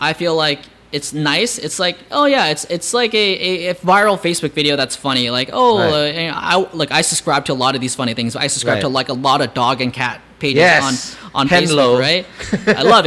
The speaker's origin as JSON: {"language": "English", "country": "United States", "tie": "born or raised there", "said": "growing up in America, I didn't feel very attractive being Asian"}